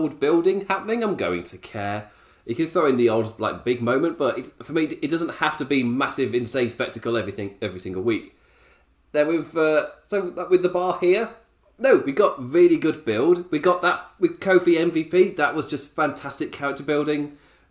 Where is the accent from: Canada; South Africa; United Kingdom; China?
United Kingdom; England; as an Englishman